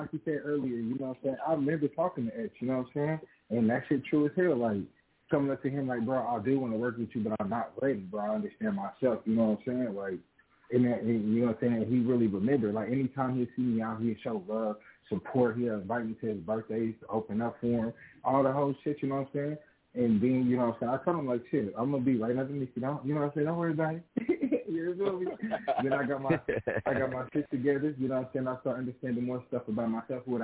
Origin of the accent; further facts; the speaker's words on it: Kansas City, Kansas, United States; I'm from Kansas, you know, I'm from the Kansas side of Kansas City